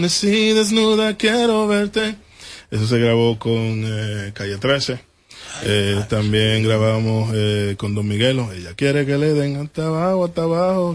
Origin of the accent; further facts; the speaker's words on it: Dominican Republic; also born or lived in The Bronx, New York; now in New York, United States; yo nací en República Dominicana, pero yo vivo en el Bronx.